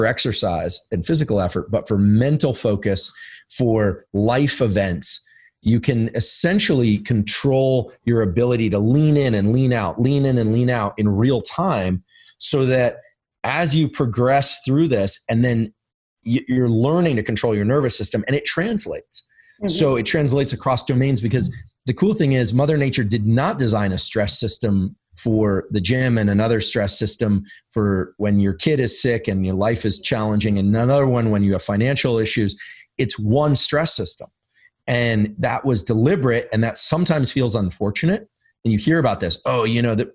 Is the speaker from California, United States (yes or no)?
yes; Silicon Valley, California, United States; I'm from Silicon Valley. I live in Silicon Valley.